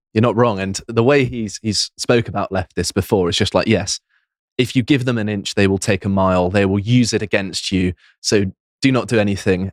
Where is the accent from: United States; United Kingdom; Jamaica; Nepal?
United Kingdom; I'm still British. I, I don't renounce my citizenship